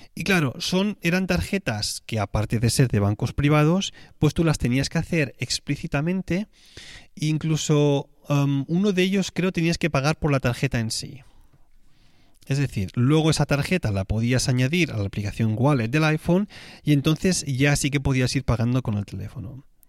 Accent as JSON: {"language": "Spanish", "town": "Tarragona", "region": "Catalonia", "country": "Spain", "tie": "born or raised there", "moved": "yes"}